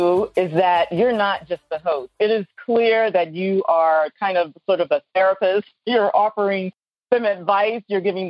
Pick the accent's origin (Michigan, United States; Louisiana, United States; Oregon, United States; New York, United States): Louisiana, United States; New Orleans; Yeah, and I'm from New Orleans.